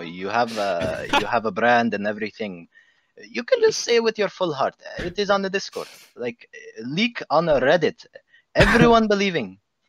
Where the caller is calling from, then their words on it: Baghdad, Baghdad Governorate, Iraq; English is a second language; I'm coming Baghdad, Iraq.